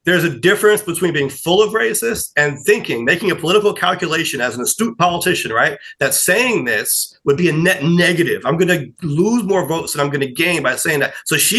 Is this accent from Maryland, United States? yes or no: no; New York, United States; I'm a New Yorker who doesn't like mustard on his burgers